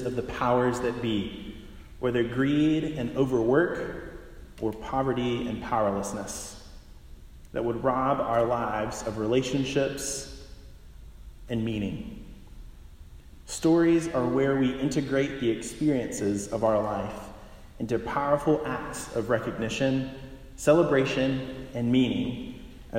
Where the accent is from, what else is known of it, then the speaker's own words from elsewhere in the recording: Pintlala, Alabama, United States; moved away as an adult; now in San Anselmo, United States; I grew up outside of Montgomery, Alabama, in a small rural town named Pentlala